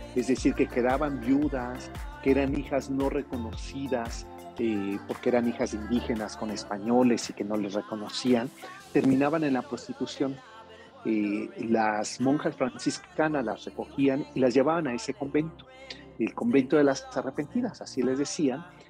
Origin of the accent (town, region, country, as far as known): Mexico